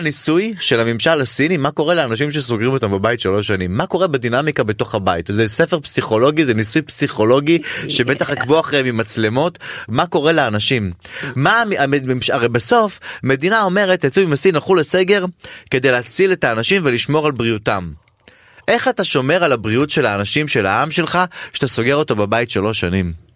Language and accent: Hebrew; Ramla, Central District, Israel; הילדות שלי בבית השייח של רמלה הייתה קסומה